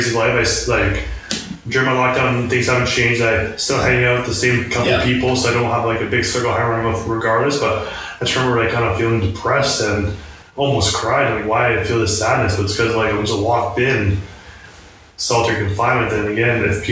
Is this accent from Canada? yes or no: yes; Canada; I'm Canadian